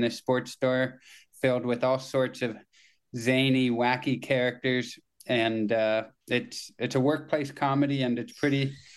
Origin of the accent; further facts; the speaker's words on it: Kitchener, Ontario, Canada; I worked in one when I was in high school in Kitchener, my hometown